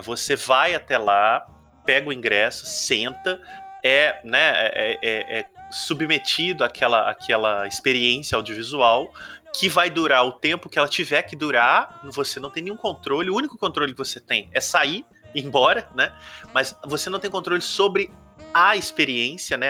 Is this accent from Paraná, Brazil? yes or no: no; Ubá, a town in inland Minas Gerais, Brazil; O Marcos e eu, que somos de Ubar, cidade do interior de Minas